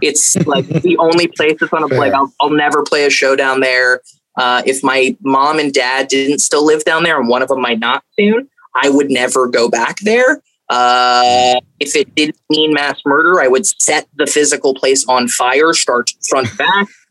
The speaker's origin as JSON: {"language": "English", "town": "Fort Lauderdale", "region": "Florida", "country": "United States", "tie": "born or raised there", "also_born_or_lived": "King City, Ontario, Canada", "said": "I grew up in Fort Lauderdale, Florida."}